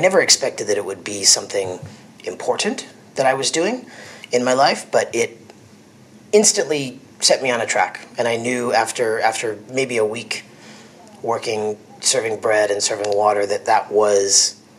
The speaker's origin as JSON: {"language": "English", "region": "New York", "country": "United States", "tie": "born or raised there", "moved": "as an adult", "lives_now": "Napa Valley, United States", "said": "I'm from New York, born and raised just outside the city, and I'd been working in the restaurant industry in New York City for quite a while before that."}